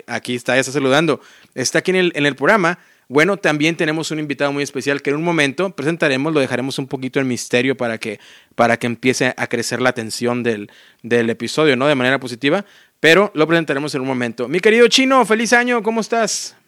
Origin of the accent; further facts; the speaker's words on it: Mexico; first language Spanish; yo siendo mexicano